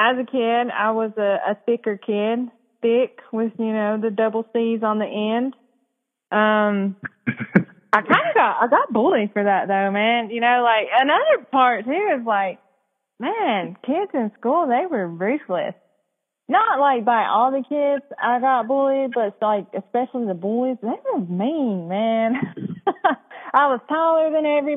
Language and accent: English; Cherokee, North Carolina, United States; also born or lived in Germany; I am from Cherokee, North Carolina, presently live in Cherokee, North Carolina.